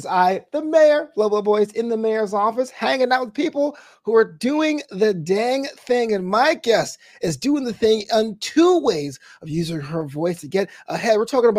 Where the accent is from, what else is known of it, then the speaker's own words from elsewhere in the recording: New York City, New York, United States; moved away as an adult; now in Los Angeles, United States; I was actually raised in Brooklyn. I moved out to Los Angeles about 15 years ago.